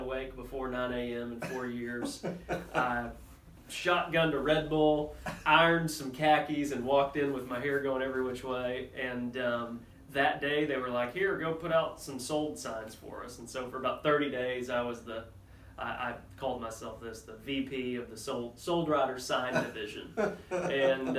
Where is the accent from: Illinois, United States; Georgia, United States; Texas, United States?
Texas, United States; Wichita Falls; moved away as an adult; now in Waco, United States; born and raised in Wichita Falls, Texas